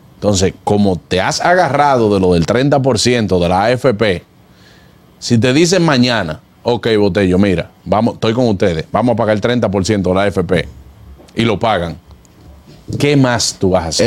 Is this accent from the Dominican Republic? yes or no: yes; Dominican Republic; como dominicanos